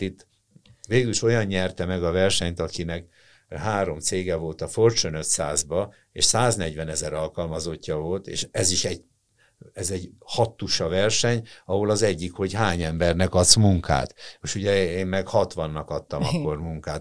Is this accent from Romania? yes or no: no; Hungary; én magyar vagyok. Na ha nem teljesen, tehát én szerb vér meg lengyel vér van bennem